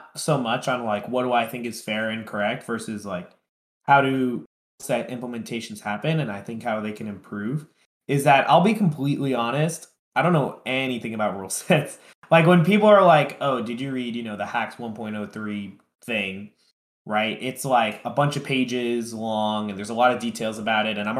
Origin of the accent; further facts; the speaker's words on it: tri-state area, United States; I'm from Tri-State